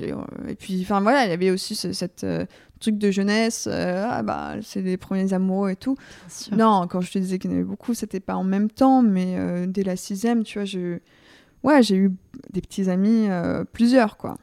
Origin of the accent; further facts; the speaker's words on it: Vercors, above Grenoble, Auvergne-Rhône-Alpes, France; moved away as an adult; also born or lived in Lyon; now in Paris, France; je suis originaire euh, du Vercors au-dessus de Grenoble